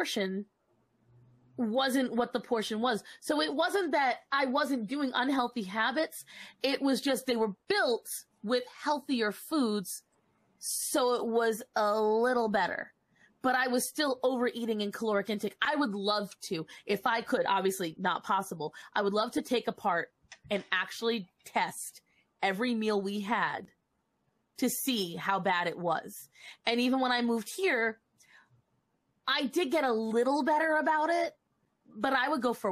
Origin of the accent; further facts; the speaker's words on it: Rhode Island, United States; moved away as an adult; now in North Carolina, United States; I lived in Rhode Island for the first 26 years of my life.